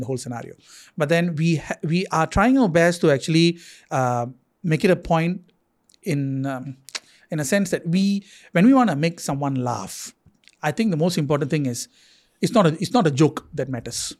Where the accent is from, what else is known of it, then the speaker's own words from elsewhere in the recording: Singapore; as a Singaporean